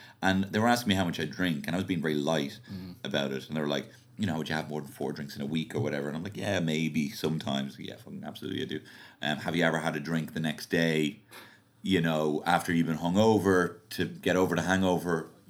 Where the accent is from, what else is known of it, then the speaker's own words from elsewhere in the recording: Liverpool, North West England, United Kingdom; So I'm going to go with my home team, born and bred in Liverpool.